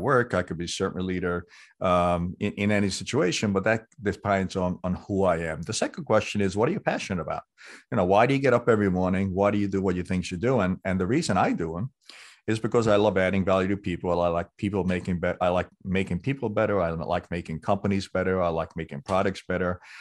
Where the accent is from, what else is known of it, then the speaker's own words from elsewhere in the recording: New York City, New York, United States; growing up in New York City on the streets